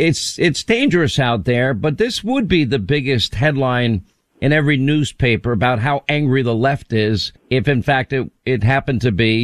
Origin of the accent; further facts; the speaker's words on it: New York, United States; Where I grew up in New York